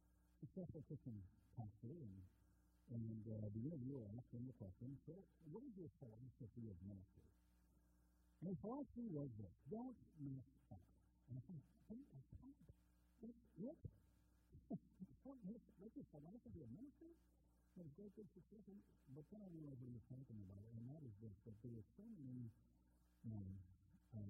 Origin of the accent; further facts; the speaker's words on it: Minnesota, United States; growing up in Minnesota